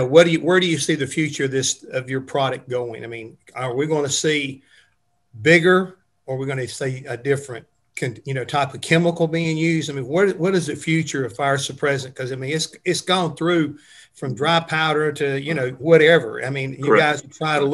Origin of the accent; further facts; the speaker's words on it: Charlotte, North Carolina, United States; where I grew up in Charlotte, North Carolina